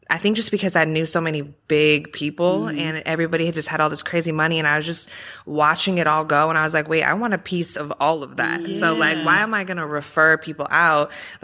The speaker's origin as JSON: {"language": "English", "town": "Calabasas", "region": "California", "country": "United States", "tie": "born or raised there", "said": "I'm actually from Calabasas, So close to here. Born and raised in the industry, just in LA."}